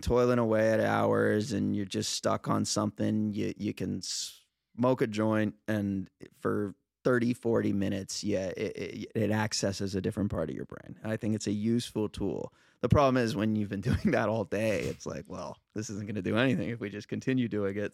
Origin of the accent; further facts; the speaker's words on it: Los Angeles, California, United States; now in Venice, United States; I'm a Val, I grew up in the Valley